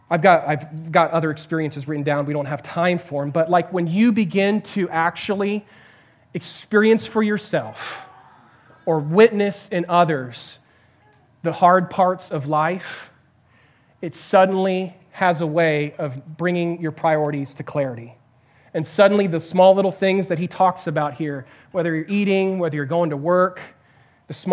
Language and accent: English; Santiago, Santiago Metropolitan Region, Chile; I can remember uh, growing up in Chile in South America and uh, in Santiago, big, huge city, um, like 7 million people, so this massive city.